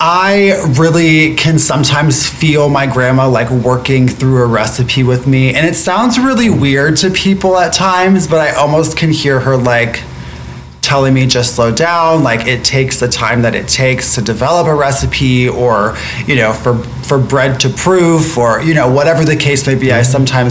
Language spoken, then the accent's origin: English; Florida, United States; moved away; I'm from Florida originally